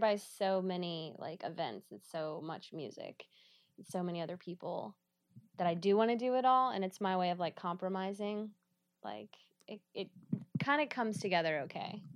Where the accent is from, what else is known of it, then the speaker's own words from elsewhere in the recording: Georgia, United States; moved away as an adult; now in Pittsburgh, United States; I'm from Georgia.